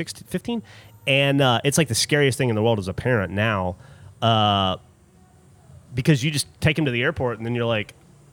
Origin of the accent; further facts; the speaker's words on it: Alabama, United States; moved away; also born or lived in Austin, Texas / Detroit; I grew up in Alabama where airplanes were things for rich people to fly on.